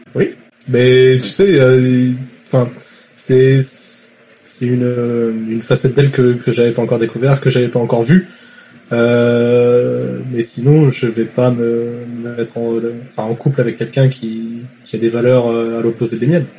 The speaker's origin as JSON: {"language": "French", "country": "France", "moved": "yes", "lives_now": "Quebec, Canada", "said": "Je suis français."}